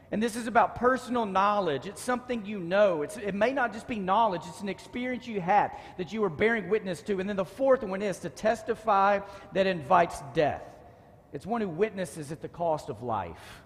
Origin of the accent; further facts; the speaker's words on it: Dallas, Texas, United States; I grew up in Dallas